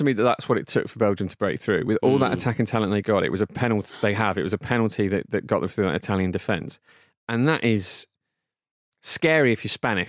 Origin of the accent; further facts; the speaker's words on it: England, United Kingdom; as an Englishman